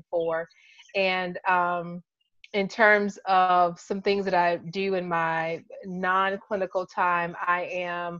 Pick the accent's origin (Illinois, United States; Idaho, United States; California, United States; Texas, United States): Illinois, United States; Chicago; now in Michigan, United States; I'm from Chicago, but based in Michigan